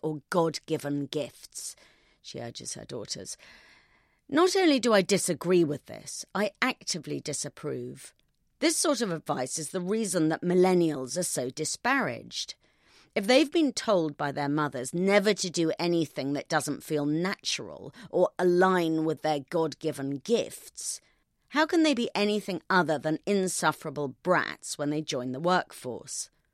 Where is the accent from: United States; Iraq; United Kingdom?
United Kingdom; I'm British